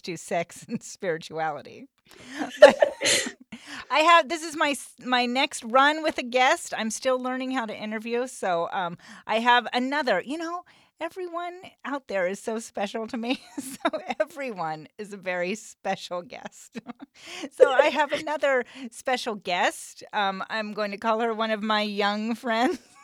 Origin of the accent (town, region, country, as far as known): Western Nebraska, United States